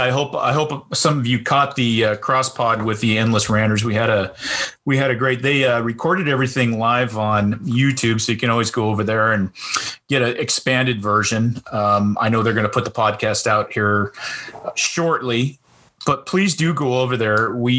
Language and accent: English; Lewis County, Washington, United States; being in Washington State, and I grew up in Lewis County in the 70s and 80s